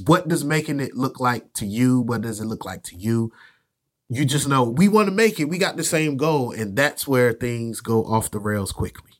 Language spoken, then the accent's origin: English; Virginia, United States; moved away as an adult; now in North Carolina, United States; I grew up in Virginia, came down to North Carolina for college when I was eighteen